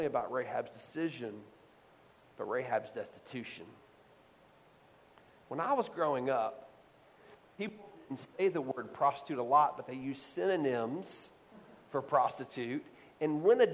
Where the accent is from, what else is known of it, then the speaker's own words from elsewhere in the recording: the South, United States; I grew up in the South